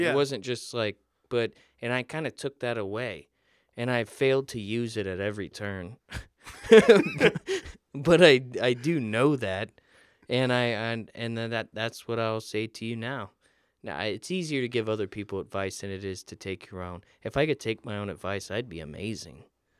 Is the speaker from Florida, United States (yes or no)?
yes; Florida, United States; I grew up in Florida near the beach, so it was very important that I learned to swim.